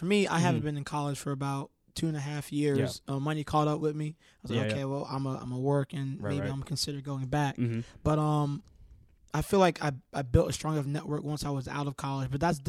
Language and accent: English; Maryland, United States; I came from Maryland, so, like, I didn't really know anybody.